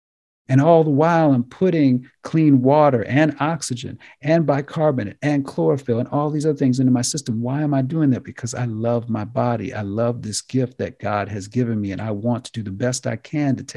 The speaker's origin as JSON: {"language": "English", "country": "United States", "said": "as Americans"}